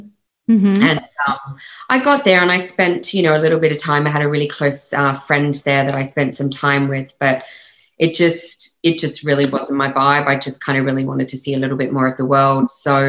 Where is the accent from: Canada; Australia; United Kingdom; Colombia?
Australia; accent: Australian; moved away; I'm like, actually, no, I'm Australian. And it's quite funny because I think because I've lived more than half of my life outside of Australia now than I have inside Australia. I think my Aussie accent has slightly softened